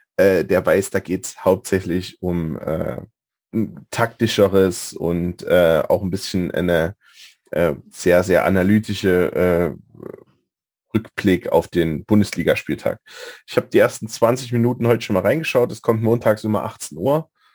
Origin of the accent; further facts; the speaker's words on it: Leipzig, Saxony, Germany; als äh, Leipziger und da ich auch aus dem äh, Norden oder im Norden tatsächlich aufgewachsen bin